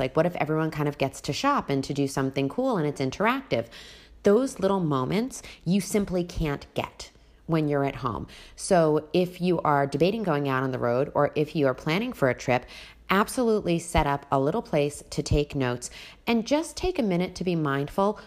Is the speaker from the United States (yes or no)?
yes; Long Island, New York, United States; moved away as an adult; also born or lived in Las Vegas; when I came from Long Island